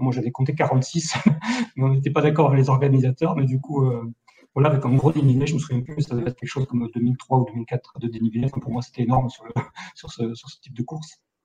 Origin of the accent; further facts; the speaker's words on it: Millau, Occitania, France; now in Istres, France; je suis natif de Millau dans l'Aveyron